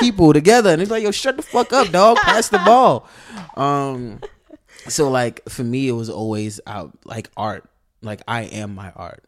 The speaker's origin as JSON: {"language": "English", "town": "New York City", "region": "New York", "country": "United States", "tie": "born or raised there", "said": "Born in the eighties, born in eighty-three in the Bronx"}